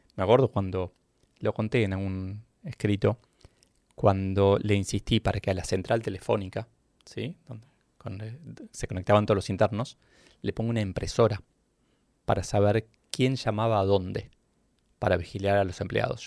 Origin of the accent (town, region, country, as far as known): Argentina